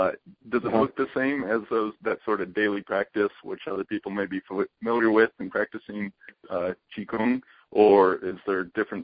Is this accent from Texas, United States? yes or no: no; San Luis Obispo, California, United States; It was a nice place, you know. Had to move back to San Luis, though, my hometown.